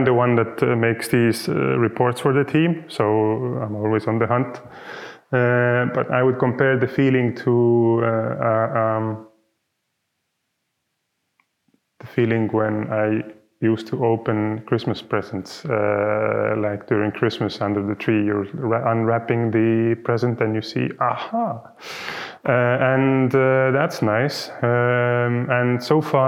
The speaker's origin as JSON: {"language": "English", "town": "Tartu", "region": "Tartu County", "country": "Estonia", "said": "I am from Tartu. This is the city we are sitting in right now"}